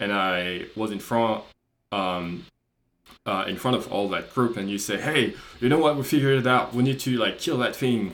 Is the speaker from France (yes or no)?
yes; France; moved away as an adult; also born or lived in Australia; I'm not Australian, I'm French, we were in Australia.